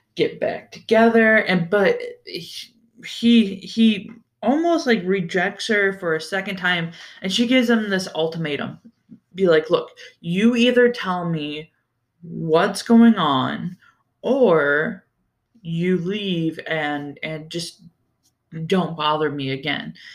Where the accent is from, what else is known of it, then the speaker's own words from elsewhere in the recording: Ohio, United States; growing up in Ohio